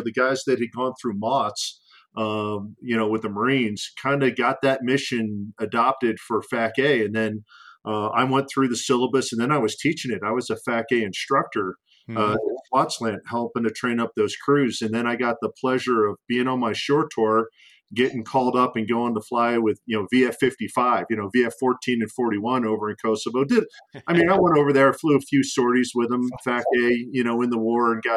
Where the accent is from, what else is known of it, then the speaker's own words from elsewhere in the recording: Philadelphia, Pennsylvania, United States; Philly born and raised, so I'm an East Coast boy